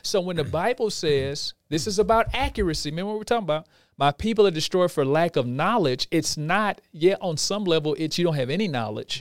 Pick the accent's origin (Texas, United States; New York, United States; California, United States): Texas, United States; Houston; We're from Houston, Texas.